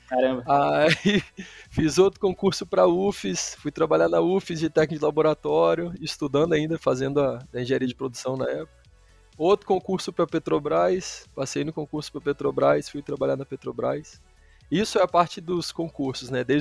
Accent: São Mateus, Espírito Santo, Brazil; eu sou do Espírito Santo.

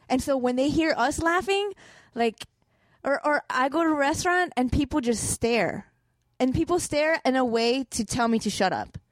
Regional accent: Chicago, Illinois, United States; moved away; also born or lived in Boston; I grew up in Chicago

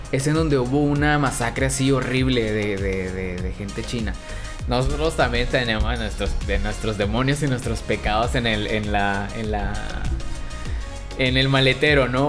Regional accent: Mexico; siendo un mexicano

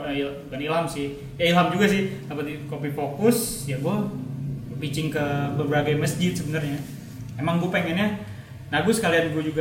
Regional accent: Jakarta, Indonesia; karena gue orang Jakarta asli gue teman-teman gue di Jakarta komunitas barista gue di Jakarta

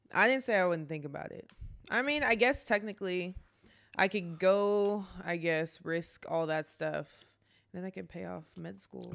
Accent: Garland, Texas, United States; moved away as an adult; also born or lived in Plano, Texas; now in New Orleans, United States; I'm from Garland, Texas

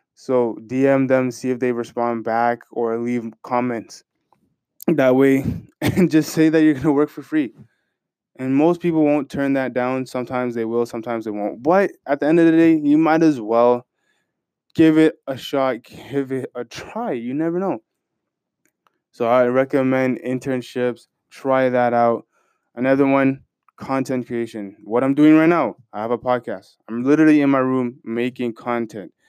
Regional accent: Canada; Me being a Canadian citizen

